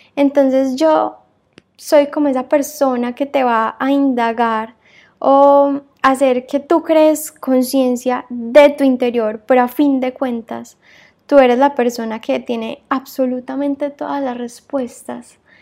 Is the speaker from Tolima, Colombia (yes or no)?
no; Medellín, Antioquia, Colombia; moved away as an adult; now in Barcelona, Spain; soy colombiana, eh, nací en Medellín y toda mi vida viví ahí